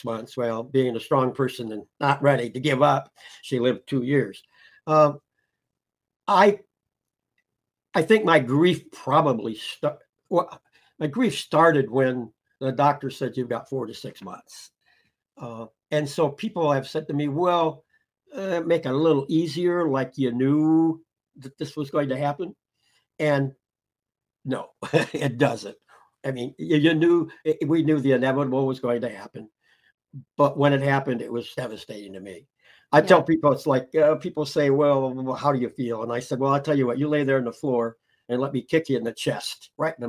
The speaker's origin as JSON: {"language": "English", "region": "Indiana", "country": "United States", "tie": "born or raised there", "also_born_or_lived": "Peru, Indiana / Goshen, Indiana", "said": "I was born in Peru, Indiana, which is a little south of here. Moved here when I was in the seventh grade. Been in Goshen my whole life"}